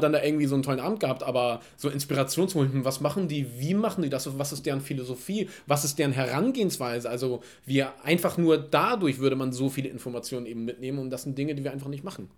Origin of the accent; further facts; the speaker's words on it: Germany; wir als Deutsche